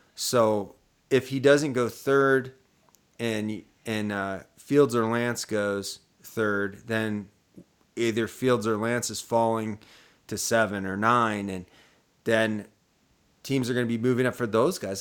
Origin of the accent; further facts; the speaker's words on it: Columbus, Ohio, United States; moved away; I'm from Columbus, Ohio